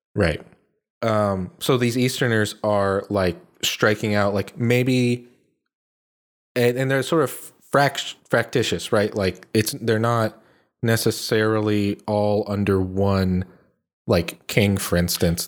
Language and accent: English; United States